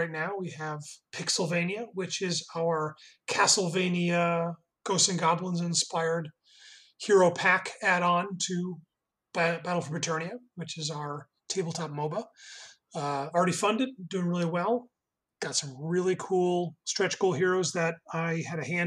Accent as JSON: {"language": "English", "region": "Connecticut", "country": "United States", "tie": "born or raised there", "said": "I grew up in Connecticut"}